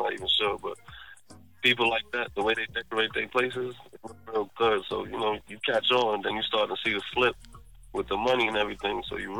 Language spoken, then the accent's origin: English; New York City, New York, United States; now in New Jersey, United States; I was born in Queens, New York.